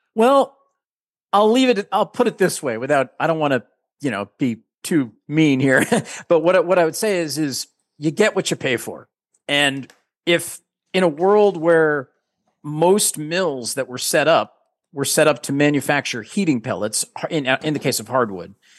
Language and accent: English; New England, United States; we're from New England